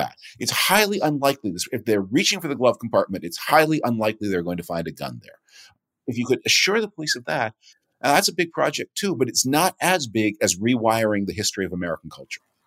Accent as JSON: {"language": "English", "town": "Toronto", "region": "Ontario", "country": "Canada", "tie": "born or raised there", "said": "I grew up in Toronto."}